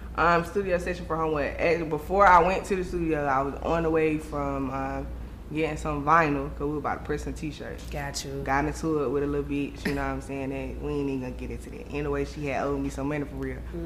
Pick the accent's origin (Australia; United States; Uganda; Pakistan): United States; Raleigh, North Carolina; I'm from Raleigh, North Carolina